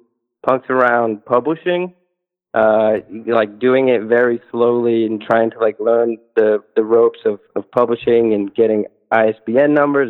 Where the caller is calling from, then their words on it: Northeast, United States; I'm calling from the Northeast.